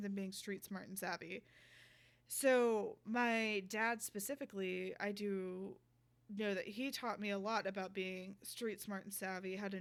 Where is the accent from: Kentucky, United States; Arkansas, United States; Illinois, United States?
Arkansas, United States; Little Rock; now in Los Angeles, United States; I grew up in Little Rock, Arkansas